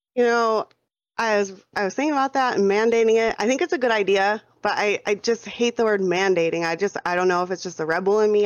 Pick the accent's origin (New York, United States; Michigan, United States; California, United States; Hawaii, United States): New York, United States; now in Phoenix, United States; born and raised in New York. I'm living out here in Phoenix, Arizona right now.